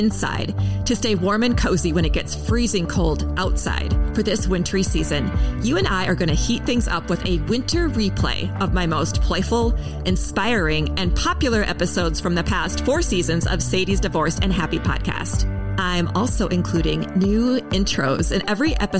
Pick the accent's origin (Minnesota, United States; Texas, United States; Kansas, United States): Minnesota, United States; St. Paul; my hometown of St. Paul